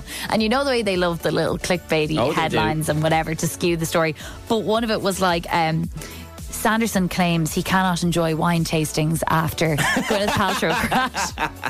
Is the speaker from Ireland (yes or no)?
yes; Kildare, Leinster, Ireland; because I grew up in Kildare